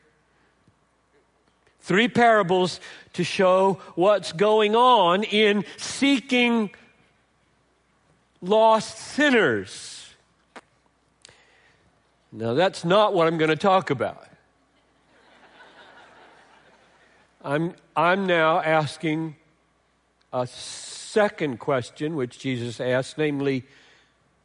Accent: Greenville, South Carolina, United States; I grew up in Greenville, South Carolina

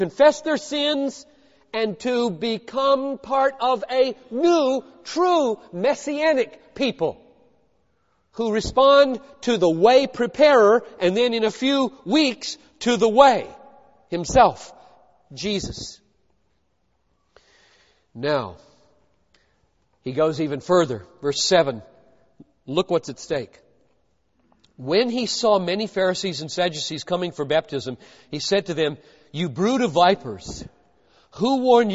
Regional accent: Greenville, South Carolina, United States; moved away as an adult; also born or lived in Munich, Germany; now in Minnesota, United States; I grew up in Greenville, South Carolina.

